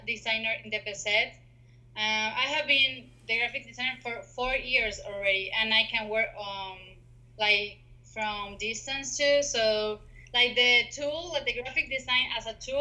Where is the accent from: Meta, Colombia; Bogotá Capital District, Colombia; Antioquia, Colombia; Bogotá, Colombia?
Antioquia, Colombia; Medellín; I grew up in Medellin